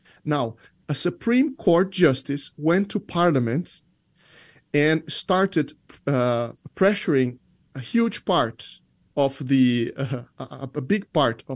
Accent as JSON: {"language": "English", "town": "Brasília", "region": "Federal District", "country": "Brazil", "second_language": "English", "said": "I'm from Brasilia, the capital."}